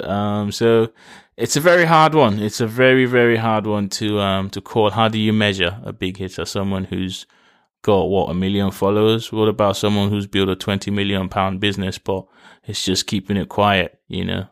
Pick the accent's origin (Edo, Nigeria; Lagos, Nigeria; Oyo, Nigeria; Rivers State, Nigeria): Lagos, Nigeria; I was raised in Nigeria. In Lagos